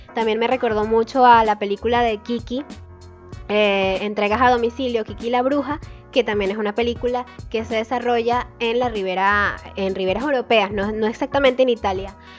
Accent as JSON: {"language": "Spanish", "country": "Venezuela", "said": "nosotros como venezolanos"}